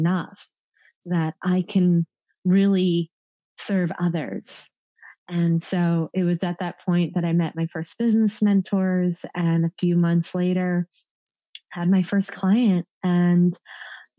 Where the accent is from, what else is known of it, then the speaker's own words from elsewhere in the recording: East Coast, United States; growing up on the East Coast